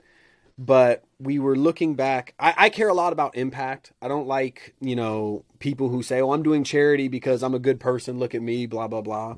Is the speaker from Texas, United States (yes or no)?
no; Neverland, California, United States; also born or lived in Middle East; I grew up in Neverland